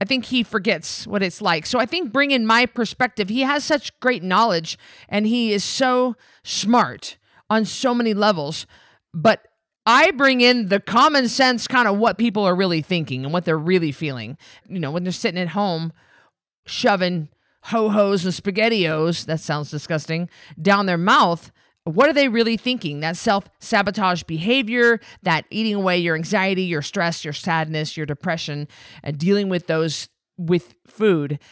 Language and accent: English; Orofino, Idaho, United States; I'm from Orofino.